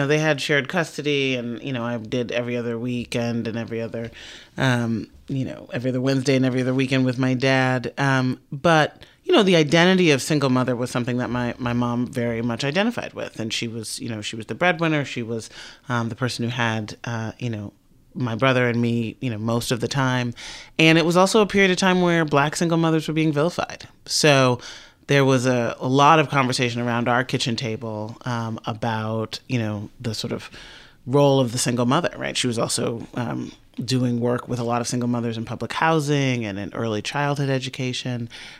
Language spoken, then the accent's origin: English; Chicago, Illinois, United States; I grew up in Southside in the 1980s, which was very, it was a very thick kind of black middle-class, working middle-class community